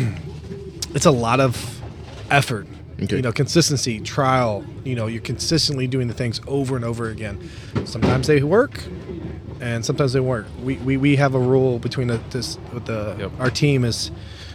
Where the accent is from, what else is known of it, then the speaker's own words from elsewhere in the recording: Louisville, Kentucky, United States; now in Minnesota, United States; We're originally from Louisville, Kentucky, and you know, both of us born and raised